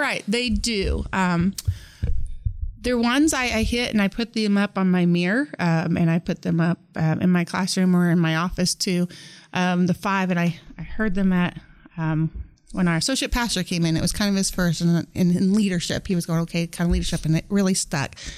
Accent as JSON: {"language": "English", "town": "Norton", "region": "Kansas", "country": "United States", "tie": "born or raised there", "said": "I grew up in Norton, Kansas, in Northwest Kansas"}